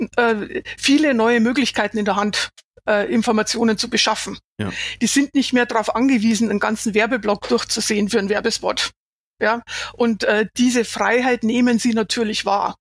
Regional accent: Bavaria, Germany; ich habe meine Klangfarbe, solange die Leute mich verstehen, ist es gut, kann jeder wissen, dass ich aus ja. Bayern komme

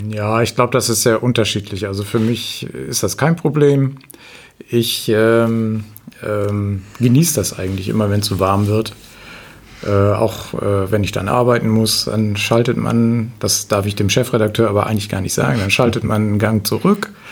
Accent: Cuxhaven, Lower Saxony, Germany; moved away as an adult; now in East Frisia, Germany; Ich komme aus Cuxhaven.

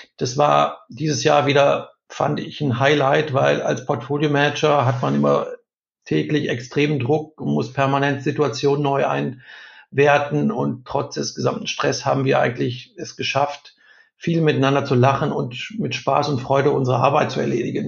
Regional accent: Ruhr area, North Rhine-Westphalia, Germany; Ich bin im Ruhrgebiet groß geworden

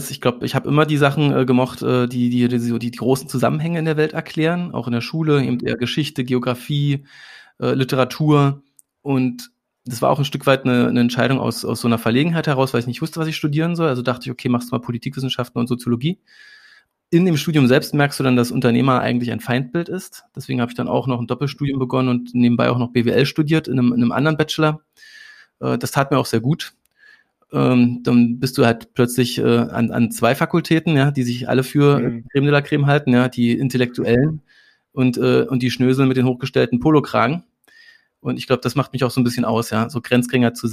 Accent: Saxony-Anhalt, Germany; also born or lived in Berlin; Also ich bin in Berlin geboren, aber äh, in, in Sachsen-Anhalt in einem winzigen Dorf. Das hatte mal 80 Einwohner, jetzt hat es noch 30 Einwohner.

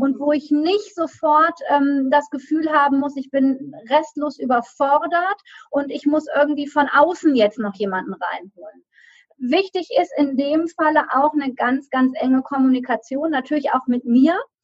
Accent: Düsseldorf, North Rhine-Westphalia, Germany; now in Solingen, Germany; gebürtige Rheinländerin, also komme aus Düsseldorf und ähm, bin in der Nähe dort aufgewachsen

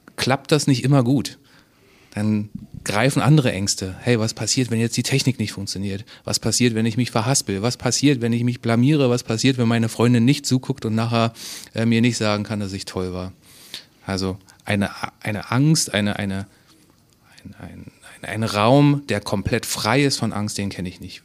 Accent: Berlin, Germany; also born or lived in the seaside (birthplace) / Munich; now in Hamburg, Germany; Ich bin an der, an der See geboren, in Berlin aufgewachsen, habe zehn Jahre in München gelebt und jetzt wieder in Hamburg.

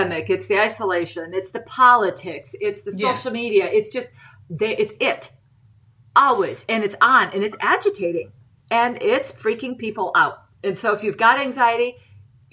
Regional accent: Watertown, South Dakota, United States; now in Oregon, United States; I am originally from South Dakota, the eastern part, a town called Watertown

